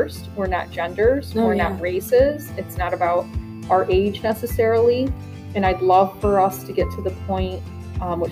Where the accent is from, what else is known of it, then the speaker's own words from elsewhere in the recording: Glens Falls, New York, United States; now in Queensbury, United States; I grew up in Glens Falls, who was notoriously a Democratic city